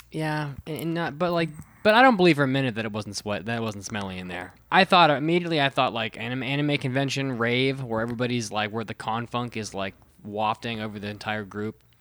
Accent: United States; also born or lived in Japan; as an American

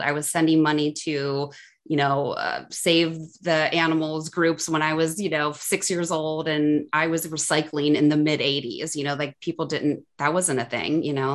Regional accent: suburbs of Cleveland, Ohio, United States; moved away as an adult; now in Chicago, United States; I grew up in Ohio, so kind of like suburbs of Cleveland, between Akron and Cleveland.

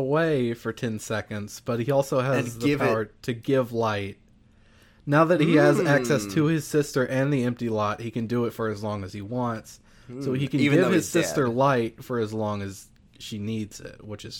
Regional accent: Louisiana, United States; I am from Louisiana.

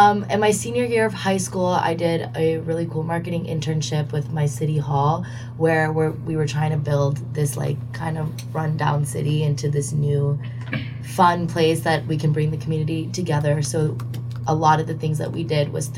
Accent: Atlanta, Georgia, United States; I'm from Atlanta, Georgia

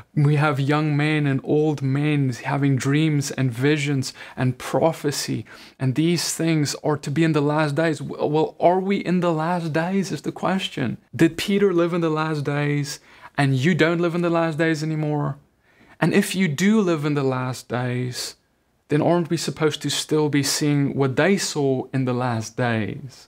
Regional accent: South Africa; I grew up Dutch Reformed in South Africa

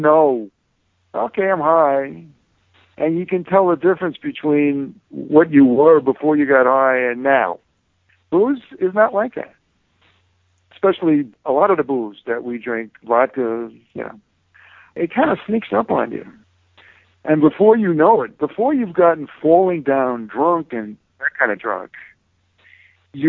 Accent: New York City, New York, United States; also born or lived in Bronx / Brooklyn; living in New York and growing up in New York, the paranoia, street paranoia

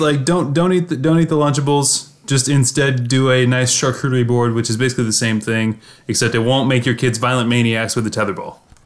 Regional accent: Missouri, United States

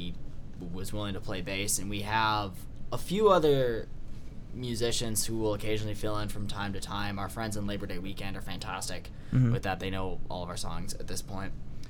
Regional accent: Ypsilanti, Michigan, United States; So, Garrett and I are from Ypsilanti.

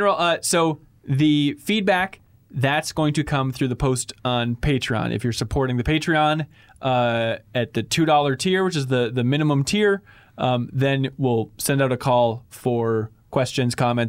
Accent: Wilmer, Minnesota, United States; I grew up in Minnesota, like 100 miles west of here near the town of Wilmer. By here, I mean Minneapolis is where we're streaming from.

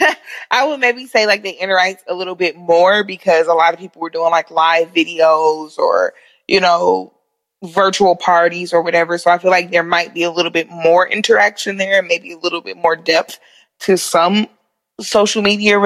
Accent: Detroit, Michigan, United States; moved away; also born or lived in Omaha; I was gone from Detroit for a long periodically time

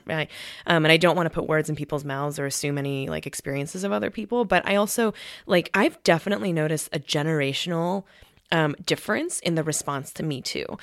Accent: Colorado, United States; my, my brother and I are Korean, and we were raised in Colorado.

